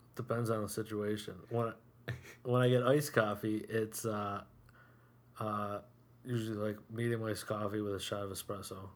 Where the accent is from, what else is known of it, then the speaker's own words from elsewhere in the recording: Whitesboro, New York, United States; born and raised in Whitesboro